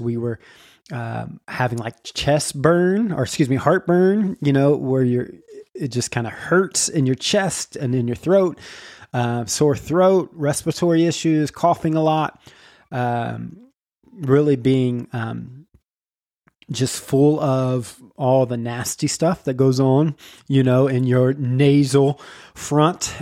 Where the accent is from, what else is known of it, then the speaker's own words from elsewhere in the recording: Jacksonville, Florida, United States; we are from Jacksonville, Florida, which is Duval County